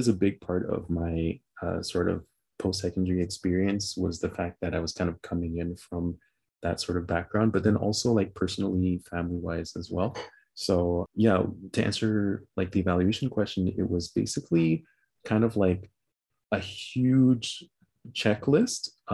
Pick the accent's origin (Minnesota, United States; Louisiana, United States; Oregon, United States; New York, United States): New York, United States; New York City; now in Canada; my family moved there, and I grew up in Brooklyn in New York